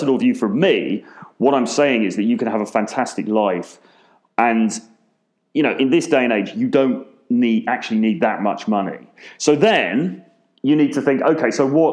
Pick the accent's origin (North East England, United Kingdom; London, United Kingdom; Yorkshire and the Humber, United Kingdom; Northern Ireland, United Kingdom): London, United Kingdom; I'm from London, very expensive city